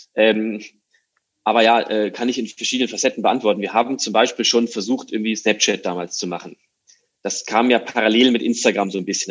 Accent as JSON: {"language": "German", "area": "near Frankfurt", "region": "Hesse", "country": "Germany", "tie": "born or raised there", "moved": "as an adult", "lives_now": "Hamburg, Germany", "said": "Bin äh, aus Deutschland geboren, in der Nähe von Frankfurt, wohne jetzt seit acht Jahren in Hamburg"}